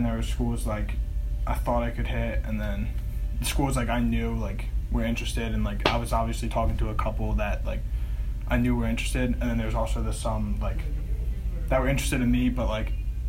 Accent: Langhorne, Pennsylvania, United States; I grew up in Langhorne, Pennsylvania, but okay. Went to high school at Archbishop Wood in Warminster, Pennsylvania.

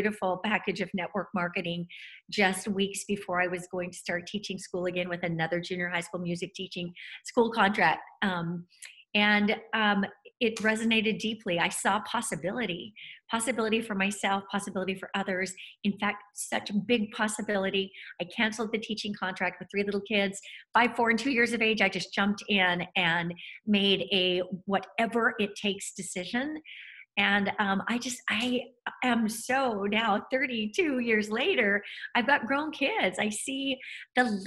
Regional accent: Utah, United States; I grew up in Utah

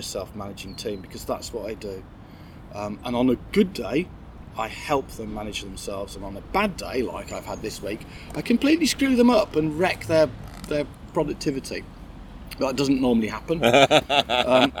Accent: Birmingham, West Midlands, United Kingdom; I'm from the south of Birmingham, and I want to hurriedly assure people who are from Birmingham that I'm not from Solihull.

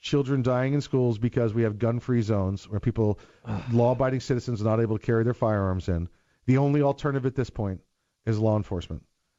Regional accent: New York, United States; Okay, this one happened in New York, and I'm from New York.

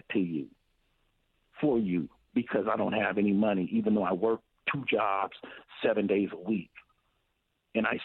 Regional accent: Tri-Cities, Washington, United States; We grew up over in the Tri-Cities

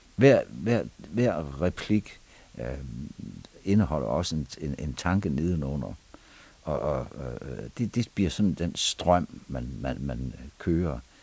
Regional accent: Vendsyssel, North Denmark Region, Denmark; moved away; also born or lived in Aarhus; vokset op, øh, på en stor gård op i Vendsyssel

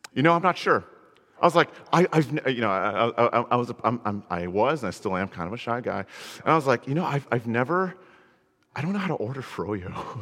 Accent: Connecticut, United States; I grew up in Connecticut, you know, there's nothing cool there

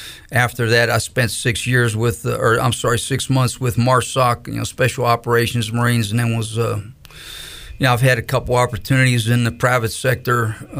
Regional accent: Pennsylvania, United States; moved away as an adult; also born or lived in Greenville, North Carolina; I grew up in Pennsylvania, and so I hadn't spent a whole lot of time, you know, in North Carolina or in the South. In fact, I hadn't even left Pennsylvania.

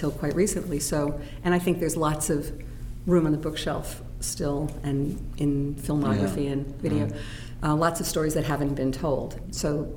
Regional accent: United States; first language English; being first generation, being Jewish in America

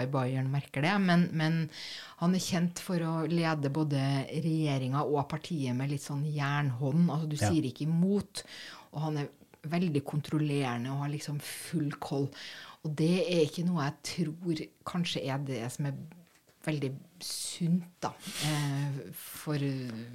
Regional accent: Norway; som nordmann

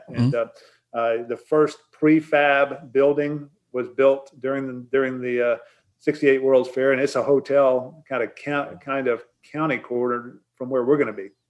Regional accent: San Antonio, Texas, United States; this one's in my hometown, so I was asked to host it. And you know, it's June 23rd to the 25th in San Antonio.

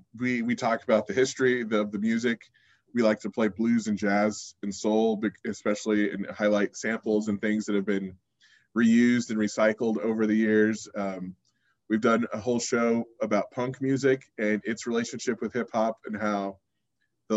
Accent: Bay Area, California, United States; now in Reno, United States; I'm from the Bay Area

